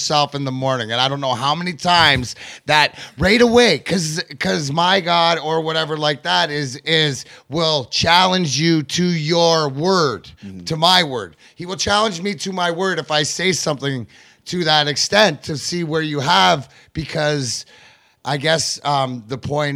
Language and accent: English; Canada; I grew up in Canada. I was born in 72.